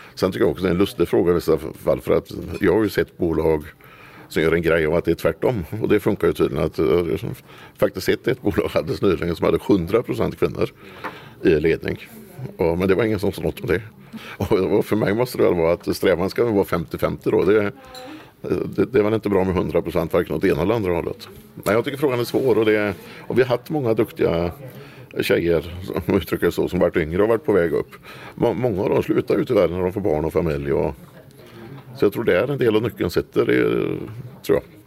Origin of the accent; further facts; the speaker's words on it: Dingle, Västra Götaland, Sweden; now in Kosta, Sweden; Sen har vi ju en stor, väldigt stor verksamhet i porten där jag är född också. I Dingle i Bohuslän